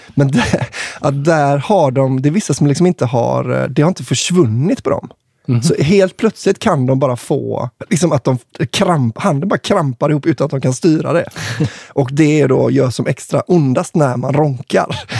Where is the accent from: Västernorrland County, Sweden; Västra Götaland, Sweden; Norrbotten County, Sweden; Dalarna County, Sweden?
Västra Götaland, Sweden; Kungälv; jag är från Kungälv, eller liksom typ Marstrand i höjd